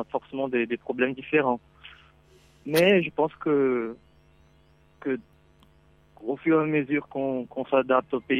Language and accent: French; Curitiba, Paraná, Brazil; French is a second language; also born or lived in Cannes, France; J'habite ici, je suis né là en fait.